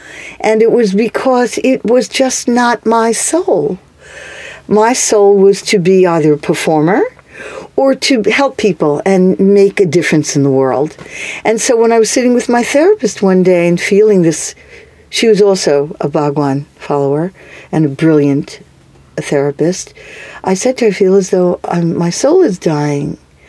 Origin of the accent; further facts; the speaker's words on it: New York City, New York, United States; moved away as an adult; also born or lived in Charlottesville, Virginia; I grew up on the Lower East Side in New York.